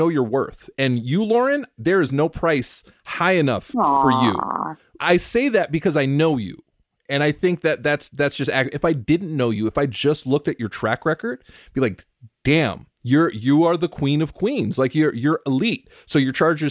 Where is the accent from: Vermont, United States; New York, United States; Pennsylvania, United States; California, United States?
California, United States; growing up in California, I grew up with all of my closest friends in junior high and high school were Mexican